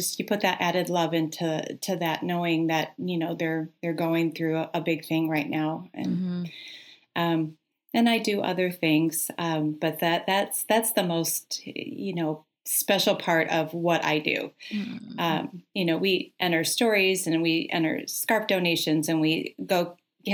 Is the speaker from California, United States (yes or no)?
no; Michigan, United States; now in Louisville area, United States; I'm a Michigan girl.